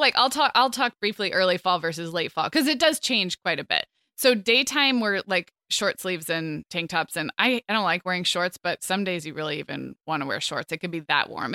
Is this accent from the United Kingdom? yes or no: no; Santa Barbara, California, United States; moved away as an adult; also born or lived in Chicago, Illinois / Scottsdale, Arizona / Orange County, California; I grew up in Santa Barbara, which is, it's kinda Southern California